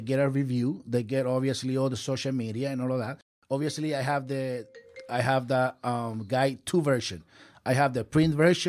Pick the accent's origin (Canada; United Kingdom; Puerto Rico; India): Puerto Rico; moved away as an adult; also born or lived in Philadelphia; now in Orlando, United States; I am original from Puerto Rico. And when I moved here 10 years ago, I moved to Orlando 10 years ago.